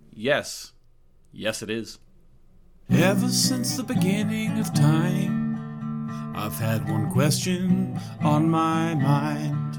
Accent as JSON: {"language": "English", "country": "Australia", "moved": "yes", "said": "Like I, when I came from Australia, I was like refused to call underwear pants."}